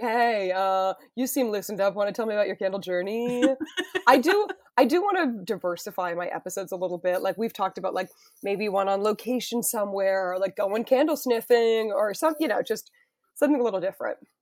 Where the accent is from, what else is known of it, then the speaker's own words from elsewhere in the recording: Weston, Massachusetts, United States; moved away; I'm from Weston